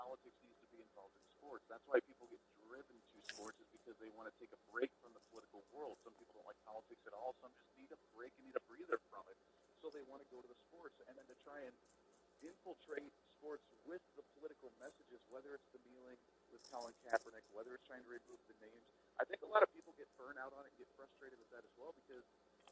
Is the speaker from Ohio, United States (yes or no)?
yes; Ohio, United States; growing up in Ohio, I was a Cleveland Indians fan